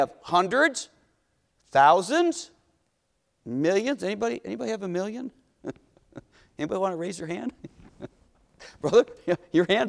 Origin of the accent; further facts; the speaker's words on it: Cleveland, Ohio, United States; growing up in Cleveland, my dad was a civil engineer, worked for Republic Steel